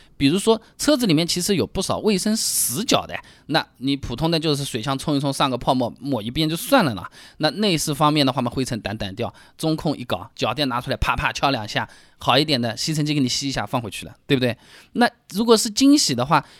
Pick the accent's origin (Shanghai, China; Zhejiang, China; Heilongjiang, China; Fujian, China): Zhejiang, China; Hangzhou; 我们杭州话说起来呢，叫杀猪啊